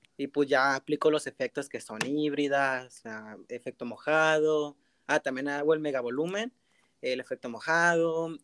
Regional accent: Tijuana, Baja California, Mexico; soy del estado de Baja California, eh, del municipio de Tijuana

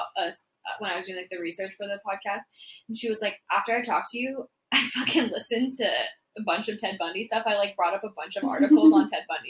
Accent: near Tacoma, Washington, United States; moved away; Tacoma's very close to my hometown.

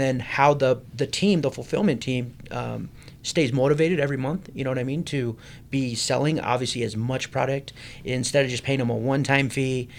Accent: Provo, Utah, United States; I've born and raised in Provo, Utah. So proud Utah County boy

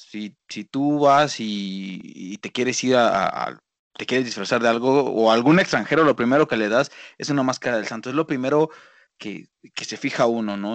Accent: Mexico; como mexicanos

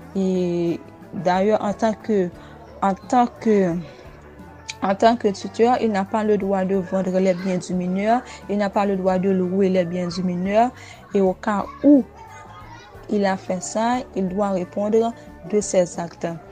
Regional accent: Haiti; je suis haïtienne

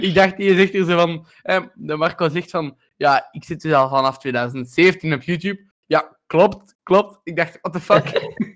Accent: Belgium; wij als Belgen

